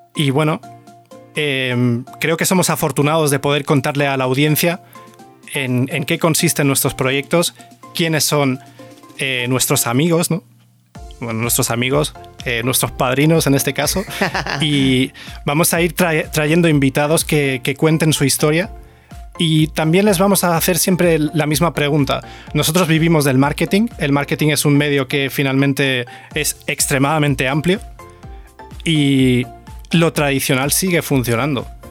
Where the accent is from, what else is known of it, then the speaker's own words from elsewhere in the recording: Córdoba, Andalusia, Spain; accent: cordobés; also born or lived in Germany; soy cordobés